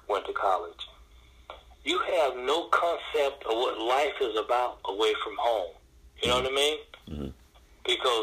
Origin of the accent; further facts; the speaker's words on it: Memphis, Tennessee, United States; also born or lived in Mississippi; I'm from Memphis, Tennessee